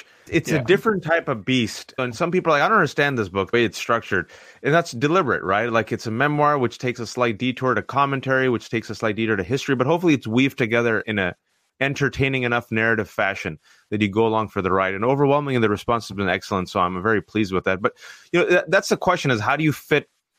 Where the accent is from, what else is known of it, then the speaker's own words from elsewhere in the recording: Bay Area, California, United States; English is a second language; moved away as an adult; now in New York, United States; Growing up, a brown-skinned kid in the Bay Area, where my parents thought it'd be hilarious not to teach me English. So I only knew three phrases of English when they dropped me off at preschool. I learned English at the age of 5